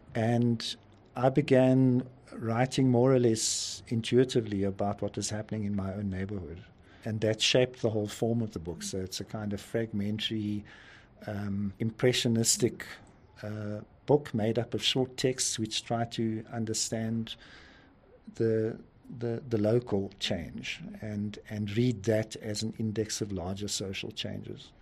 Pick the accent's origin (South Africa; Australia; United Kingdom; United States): South Africa; Pretoria, Gauteng; moved away as an adult; now in Johannesburg, South Africa; I actually grew up in Pretoria, which is a nearby city, but I've been living in Johannesburg for about 40 years